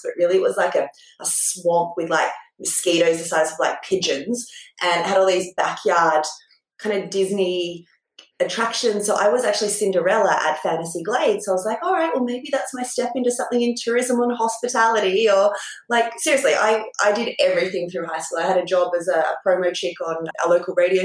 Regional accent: Port Macquarie, New South Wales, Australia; I'm from Port Macquarie, a tiny town on the mid-north coast in New South Wales.

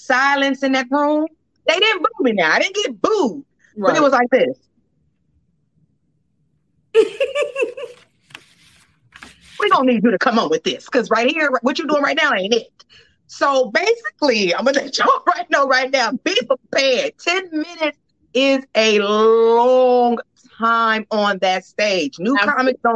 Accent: Inglewood, California, United States; moved away; also born or lived in Georgia; I was born in Georgia. I'm a Georgia peach, but I grew up in Los Angeles

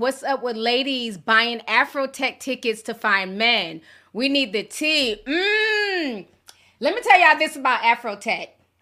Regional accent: Minneapolis, Minnesota, United States; moved away as an adult; also born or lived in Saint Paul / North Carolina; I grew up on the South Side, so I was in the thirties.

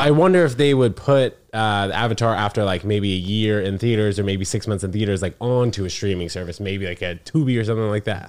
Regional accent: New York City, New York, United States; I grew up in New York City

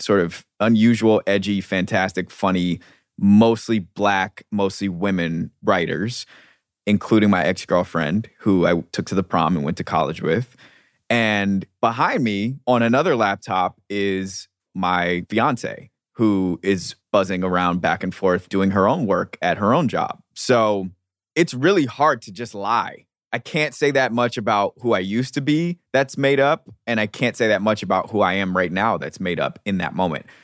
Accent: United States; also born or lived in London / New York; the American expat

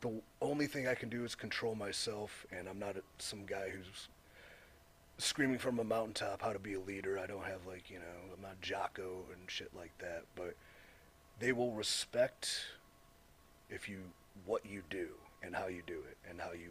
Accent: Cleveland, Ohio, United States; I'm from Cleveland. It's my hometown, right?

